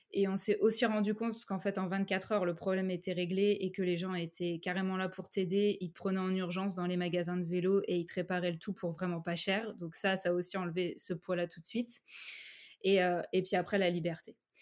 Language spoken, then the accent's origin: French; Saint-Brieuc, Brittany, France; moved away as an adult; also born or lived in Paris; now in Cherbourg, France; Je suis bretonne de base. Euh, j'ai vécu à, Saint-Brieuc et ensuite je suis partie à Paris pour faire mes études.